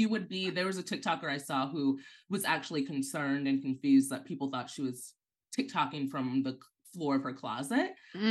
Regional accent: St. Louis, Missouri, United States; also born or lived in New York; now in Los Angeles, United States; I'm from St. Louis, Missouri, you know, that lovely place. I lived in New York for about 10 years, moved to LA a few years ago. This makes me sound older than I am. I'm just quite young.

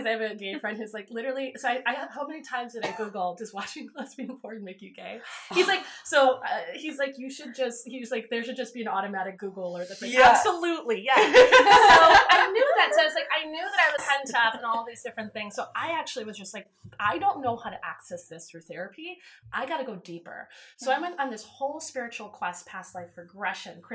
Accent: East Coast, United States; moved away; I'm from the East. You know, I went to school on the East Coast.

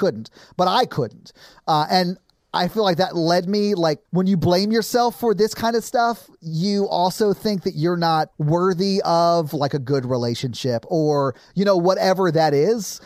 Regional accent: Nashville, Tennessee, United States; I grew up in South Nashville

